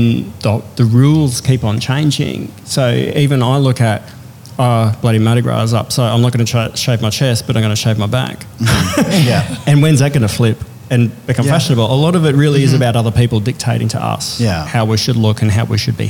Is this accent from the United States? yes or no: no; Melbourne, Victoria, Australia; when I grew up in Melbourne in the 70s and 80s